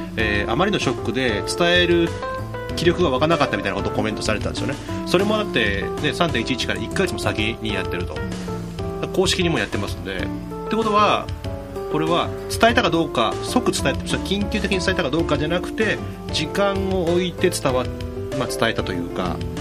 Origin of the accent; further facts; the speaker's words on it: Kyushu, Japan; moved away; 僕なんか九州なので